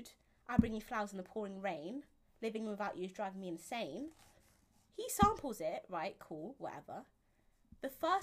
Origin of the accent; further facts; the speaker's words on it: London, United Kingdom; I'm from Camberwell, so, Camberwell Peckham